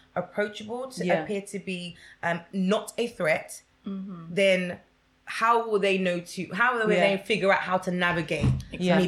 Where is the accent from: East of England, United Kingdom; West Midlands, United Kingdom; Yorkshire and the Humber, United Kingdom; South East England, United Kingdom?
East of England, United Kingdom; Essex; growing up in Essex